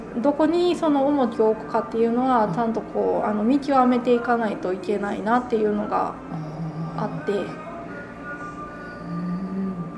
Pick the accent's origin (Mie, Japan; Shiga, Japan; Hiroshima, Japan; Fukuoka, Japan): Shiga, Japan; Konan; also born or lived in United States; 自分が生まれ育った場所